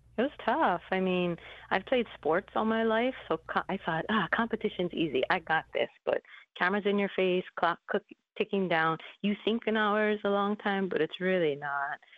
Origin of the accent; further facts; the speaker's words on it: Hawaii, United States; Growing up in Hawaii, we have a lot of diverse backgrounds here